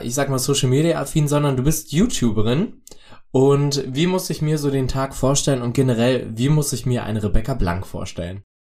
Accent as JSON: {"language": "German", "area": "the East", "region": "eastern Germany", "country": "Germany", "tie": "born or raised there", "said": "ich komme aus dem Osten, ich bin da groß geworden"}